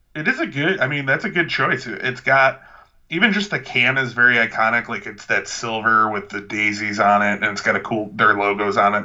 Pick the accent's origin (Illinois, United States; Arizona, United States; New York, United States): Illinois, United States; Lansing; my hometown of Lansing, Illinois